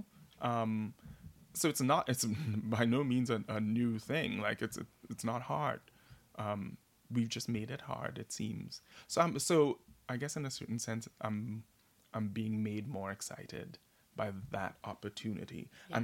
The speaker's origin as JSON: {"language": "English", "country": "Trinidad & Tobago", "tie": "born or raised there", "moved": "yes", "lives_now": "New York City, United States", "said": "a gay boy growing up in Trinidad and Tobago, or as a black man living in America"}